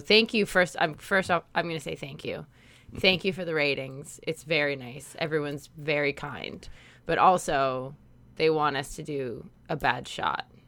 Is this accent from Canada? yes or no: yes; Canada; we're Canadian